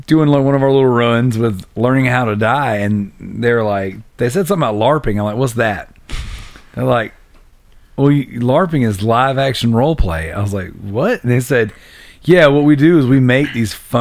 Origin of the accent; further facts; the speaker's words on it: South Carolina, United States; we're from South Carolina